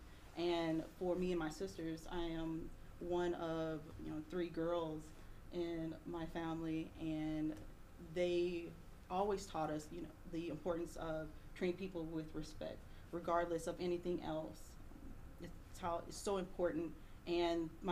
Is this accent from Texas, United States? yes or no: yes; Fort Worth, Texas, United States; I was born in Fort Worth, Texas.